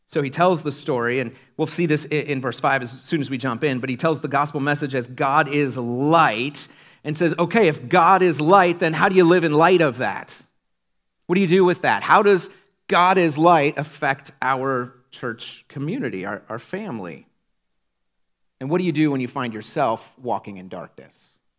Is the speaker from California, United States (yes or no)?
no; Iowa, United States; When I was a kid growing up in Iowa in the nineties